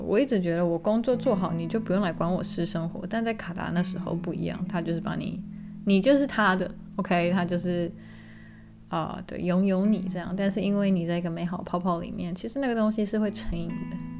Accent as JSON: {"language": "Chinese", "country": "Taiwan", "tie": "born or raised there", "also_born_or_lived": "Qatar", "moved": "as an adult", "said": "因为我在台湾长大"}